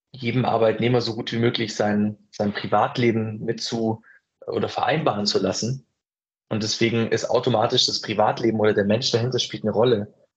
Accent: Ulm, Baden-Württemberg, Germany; ich komme ja aus Ulm

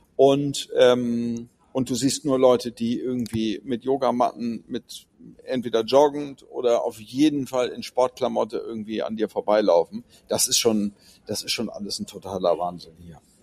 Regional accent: Hamburg, Germany; bei uns in Hamburg

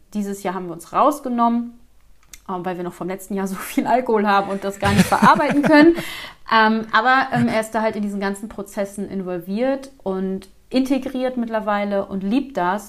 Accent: Flensburg, Schleswig-Holstein, Germany; moved away as an adult; now in Montenegro; Wir kommen aus Schleswig-Holstein, ganz oben von der Kante, Nähe Dänemark, also sprich bei Flensburg

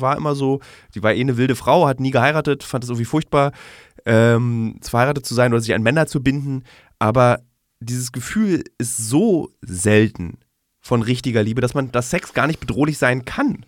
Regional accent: Berlin, Germany; in Berlin als Berliner

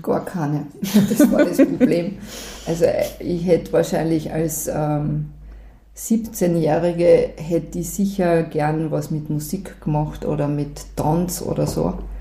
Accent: Selkach, Carinthia, Austria; Also, ein paar Kilometer da flussabwärts und da drau bin ich aufgewachsen

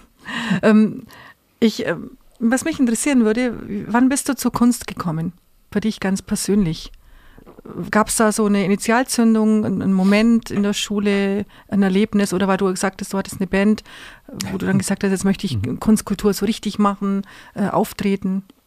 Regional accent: Augsburg, Bavaria, Germany; Augsburg ist meine Heimatstadt, die ich liebe, meine Geburtsstadt

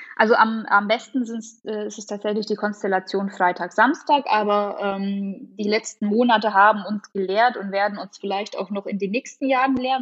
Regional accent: Augsburg area, Bavaria, Germany; ich komme aus dem Augsburger Raum

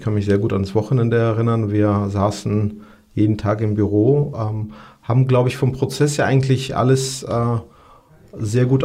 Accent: Georgia; German is a second language; moved away; also ich komme aus Georgien, dort ähm, habe ich tatsächlich auch äh, äh, den Bürgerkrieg erlebt

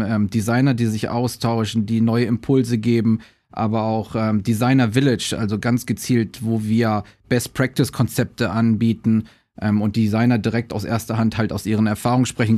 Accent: Düsseldorf, North Rhine-Westphalia, Germany; moved away as an adult; now in Shanghai, China; ich bin ja gebürtiger Düsseldorfer

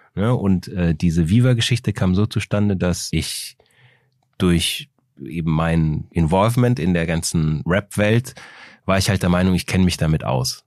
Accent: Aachen, North Rhine-Westphalia, Germany; also born or lived in Austria; ich bin 1973 in, in Österreich aufgewachsen. Dann habe ich da die ersten sechs Jahre gewohnt, bin dann nach Aachen gezogen

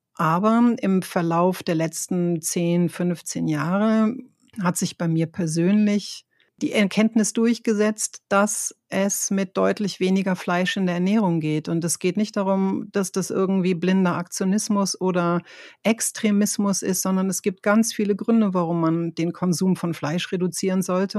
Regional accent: Northern Germany, Germany; moved away; ich komme ja aus Norddeutschland, wir sind ja äh, sehr gerade und sehr direkt

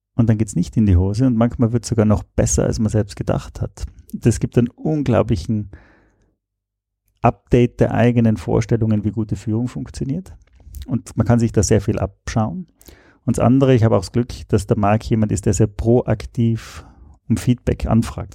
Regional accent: Austria; moved away as an adult; also born or lived in Switzerland; Ich komme ursprünglich aus Österreich, habe in der Schweiz studiert

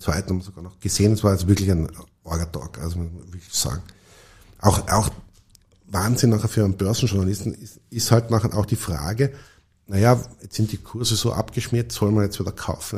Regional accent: Tyrol, Austria; also ich bin in Tirol aufgewachsen

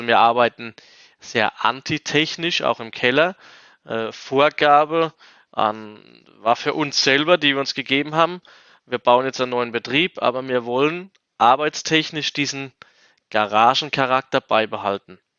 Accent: Rhineland-Palatinate, Germany; ich meine, ich komme als Quereinsteiger aus der Pfalz und habe dann eigentlich so meine ersten Weine in der Wachau gemacht

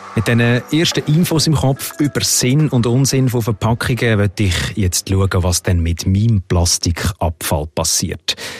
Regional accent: Switzerland; Bei uns in der Schweiz

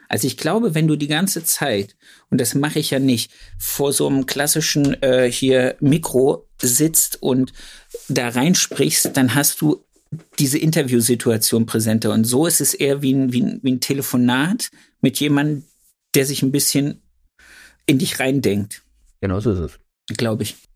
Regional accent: Thuringia, Germany; Oder ist das nur bei uns in Thüringen?

